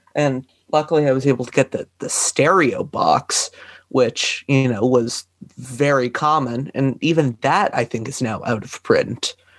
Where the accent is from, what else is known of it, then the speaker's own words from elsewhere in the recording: Canada; I'm from Canada